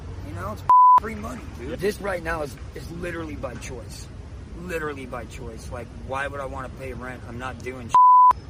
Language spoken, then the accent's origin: English; United States; moved away as an adult; also born or lived in Texas; now in San Francisco, United States